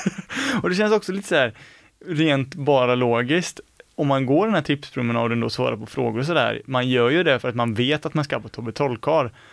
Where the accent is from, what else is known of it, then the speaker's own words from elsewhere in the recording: Skene, Västra Götaland, Sweden; i Skene, min hemort